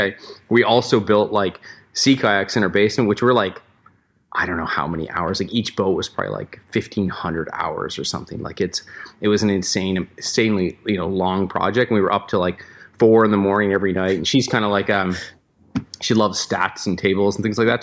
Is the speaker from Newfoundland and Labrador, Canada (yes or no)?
yes; Newfoundland and Labrador, Canada; also born or lived in Vancouver; now in Squamish, Canada; we grew up together in Newfoundland